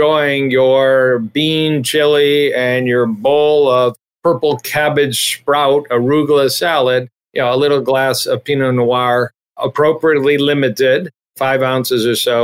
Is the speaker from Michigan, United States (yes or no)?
yes; Detroit, Michigan, United States; I'm from Detroit or Michigan